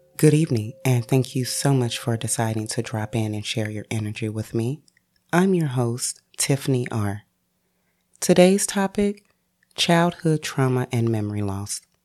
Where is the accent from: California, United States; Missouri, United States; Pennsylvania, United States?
Missouri, United States; St. Louis; born and raised in St. Louis, Missouri